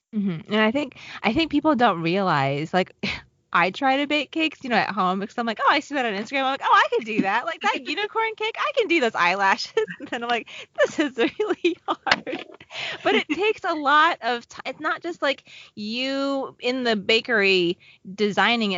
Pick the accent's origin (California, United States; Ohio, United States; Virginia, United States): Virginia, United States; Southwest; moved away; I grew up in Southwest Virginia